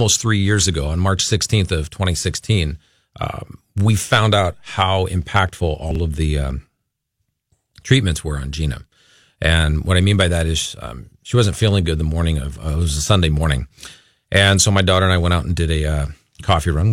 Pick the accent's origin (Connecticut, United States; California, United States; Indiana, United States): California, United States; Los Angeles; moved away as an adult; also born or lived in Agoura Hills, California; now in Minnesota, United States; we're originally from the Los Angeles area. So we lived in Agoura